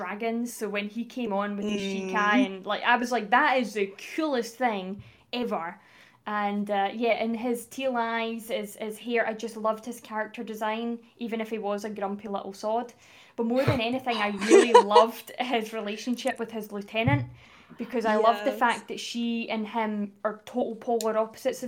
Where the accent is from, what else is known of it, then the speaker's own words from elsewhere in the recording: Livingston, Scotland, United Kingdom; I'm from Scotland